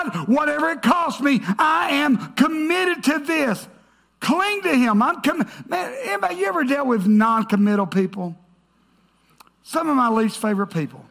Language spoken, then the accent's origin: English; the South, United States; I grew up in the South